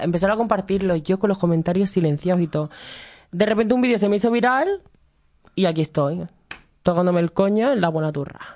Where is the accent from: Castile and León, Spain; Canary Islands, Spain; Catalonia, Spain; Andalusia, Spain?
Canary Islands, Spain; moved away as an adult; now in Madrid, Spain; soy de Canarias